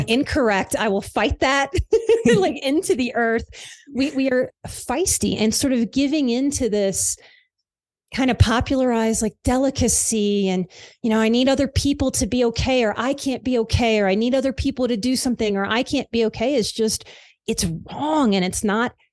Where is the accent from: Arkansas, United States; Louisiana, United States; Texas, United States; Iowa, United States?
Louisiana, United States; New Orleans; I am from the South. I grew up in New Orleans.